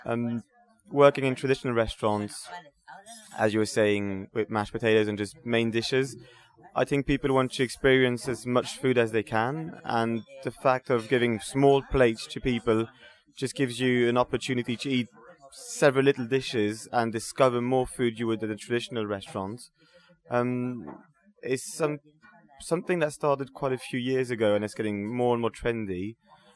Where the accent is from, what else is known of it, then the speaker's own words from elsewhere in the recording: France; moved away; as we would say in France